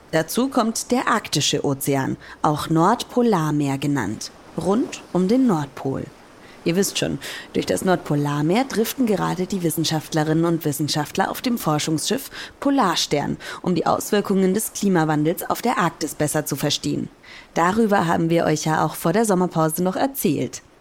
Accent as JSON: {"language": "German", "region": "Hamburg", "country": "Germany", "said": "ich komme aus Hamburg und ich fahre meistens an die Nordsee nach Dänemark wo die Wellen so schön hoch sind."}